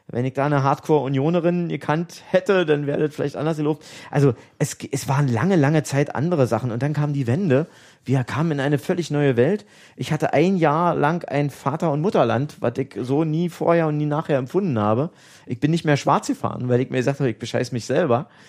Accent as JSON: {"language": "German", "town": "Jena", "region": "Thuringia", "country": "Germany", "tie": "born or raised there", "said": "Und ich bin in Jena geboren. Und ich bin in der, in der Schule auch mit Jena auf nä"}